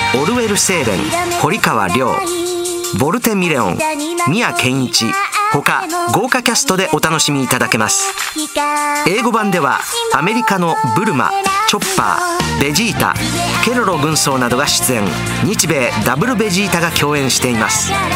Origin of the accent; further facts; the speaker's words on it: Osaka, Japan; accent: Osaka dialect; 僕の大阪弁